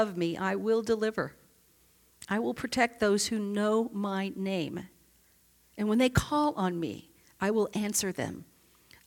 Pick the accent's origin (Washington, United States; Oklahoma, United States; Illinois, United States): Oklahoma, United States; Oklahoma City; moved away; also born or lived in upstate New York; I grew up in Oklahoma City as a child. We moved from upstate New York to Oklahoma City.